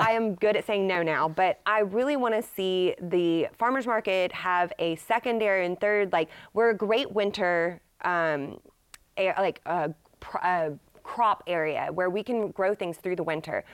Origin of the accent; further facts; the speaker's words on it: Dallas, Texas, United States; now in Shreveport, United States; I'm from the Dallas area